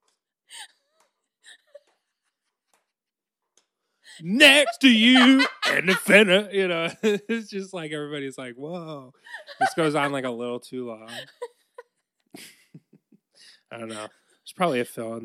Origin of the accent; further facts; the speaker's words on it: Bay Village, Ohio, United States; it was Bay Village. Yeah. That's where I'm from